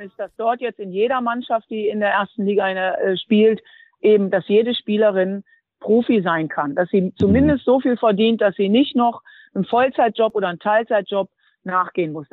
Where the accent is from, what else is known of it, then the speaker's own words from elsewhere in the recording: Duisburg, North Rhine-Westphalia, Germany; Duisburg wird immer meine Heimat bleiben